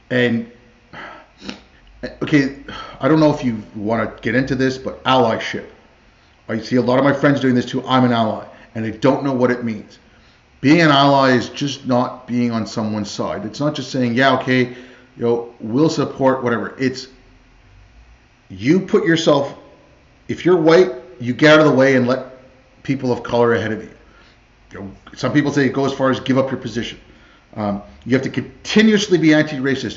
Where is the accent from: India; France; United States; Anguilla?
India; moved away; I was born in India. Like I grew up with a lot of, my family's Indian, like some Pakistani